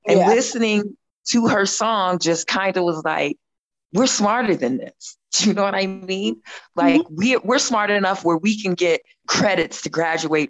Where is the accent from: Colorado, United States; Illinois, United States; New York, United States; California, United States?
Colorado, United States; growing up in Colorado, it wasn't evident to us about, you know, dropouts or teen pregnancy